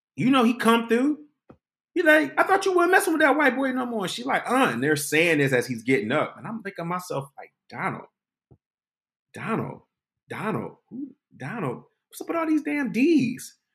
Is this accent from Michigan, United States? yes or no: yes; Detroit, Michigan, United States; moved away as an adult; I was from Detroit